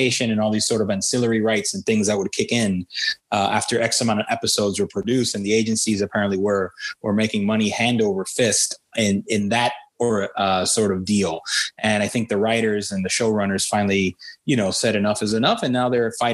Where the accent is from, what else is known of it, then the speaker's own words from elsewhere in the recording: Hialeah, Florida, United States; My hometown within the state of Florida. Hialeah, Florida